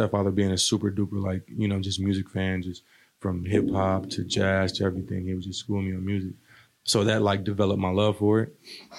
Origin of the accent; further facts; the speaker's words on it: Omaha, Nebraska, United States; also born or lived in Newport, United States / Maryland, United States / Pennsylvania, United States / Virginia, United States; I was born in Newport, Rhode Island. We moved around a lot. Had a lot of family here. So after being in like Maryland, after Rhode Island for a little while, Pennsylvania and Virginia, I believe, a couple other places, we came to Omaha.